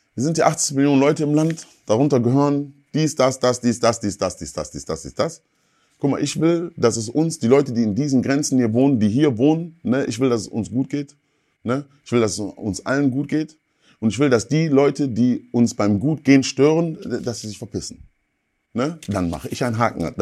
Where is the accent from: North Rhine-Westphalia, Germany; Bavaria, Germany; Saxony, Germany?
North Rhine-Westphalia, Germany; Ruhr area; ich bin bei deutschen Eltern groß geworden und im Ruhrgebiet gab es nicht so viele Schwarze.